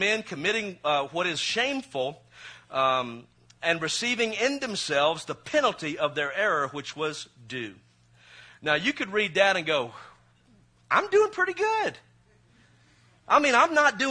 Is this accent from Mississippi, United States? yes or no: yes; Mississippi, United States; I'm from Mississippi